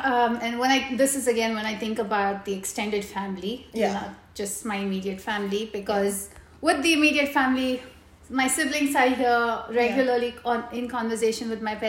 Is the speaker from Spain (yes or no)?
no; Muscat, Oman; we grew up in Muscat, and all of my extended family has always been away.